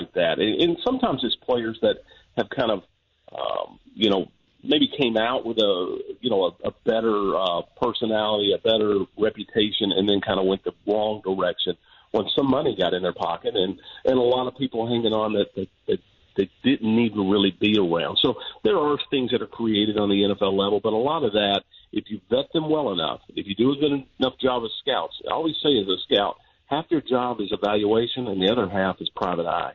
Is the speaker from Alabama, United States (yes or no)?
yes; Alabama, United States; now in Nashville, United States; I'm a Southern guy. I grew up in Alabama. I've been living in Nashville for a long time.